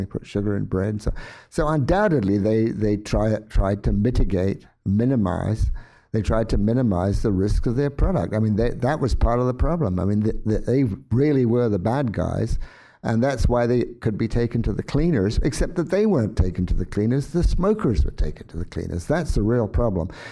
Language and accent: English; England, United Kingdom; when I grew up in England in a relatively poor environment